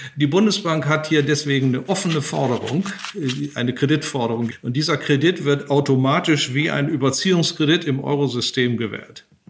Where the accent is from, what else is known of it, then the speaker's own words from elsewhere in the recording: Germany; als Deutsche